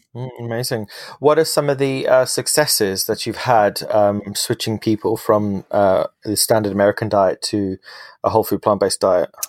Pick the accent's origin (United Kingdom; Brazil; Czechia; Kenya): United Kingdom; London; my, in my hometown in London